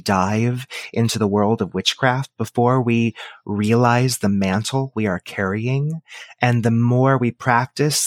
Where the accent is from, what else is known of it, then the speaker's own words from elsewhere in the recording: Texas, United States; I was born and raised in Texas. I still live here now